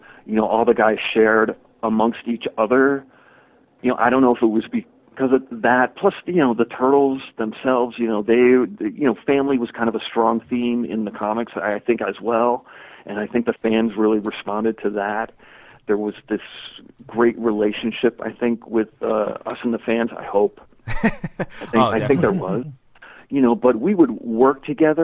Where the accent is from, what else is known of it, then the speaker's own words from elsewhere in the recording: Connecticut, United States; moved away; also born or lived in Northampton, Massachusetts; I'm from Connecticut originally. So I moved up to Northampton